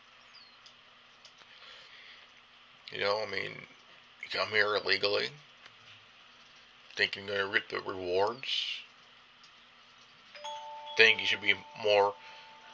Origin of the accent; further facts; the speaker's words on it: California, United States; I'm from California. I live in the United States